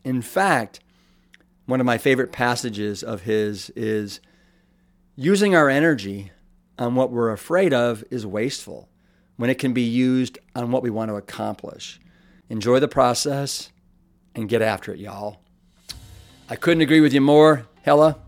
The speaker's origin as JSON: {"language": "English", "town": "Austin", "region": "Texas", "country": "United States", "tie": "born or raised there", "said": "my hometown of Eclectic Iconic and then the capital of Texas, Austin"}